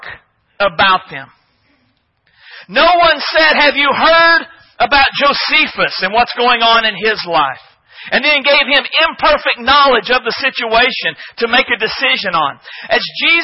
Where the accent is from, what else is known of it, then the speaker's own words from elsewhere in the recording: United States; as Americans